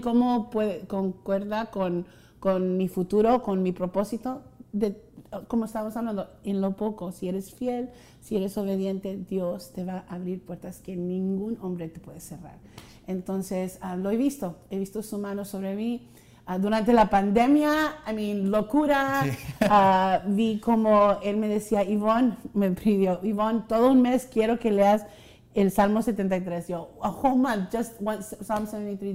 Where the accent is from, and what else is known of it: Rio Grande Valley, Texas, United States